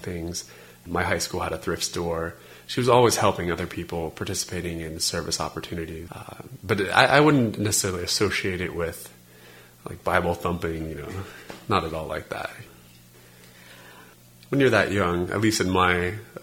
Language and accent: English; Las Vegas, Nevada, United States; I grew up in Las Vegas, Nevada